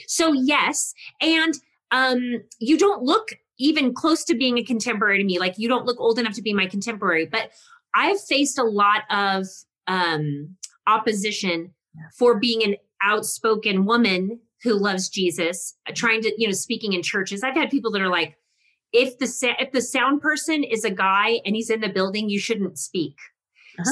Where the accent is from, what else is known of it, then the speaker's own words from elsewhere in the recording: Texas, United States; I, am Italian and I'm Texan